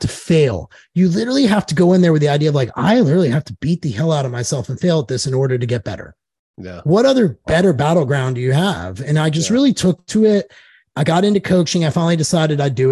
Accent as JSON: {"language": "English", "town": "Knoxville", "region": "Tennessee", "country": "United States", "tie": "born or raised there", "also_born_or_lived": "Joplin, Missouri", "moved": "as an adult", "lives_now": "Nashville, United States", "said": "I'm from Knoxville, Tennessee. I was born in Joplin, but grew up in Knoxville"}